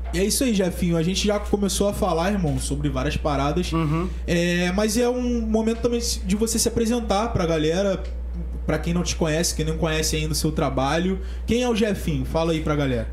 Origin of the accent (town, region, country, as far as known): São Gonçalo, Rio de Janeiro, Brazil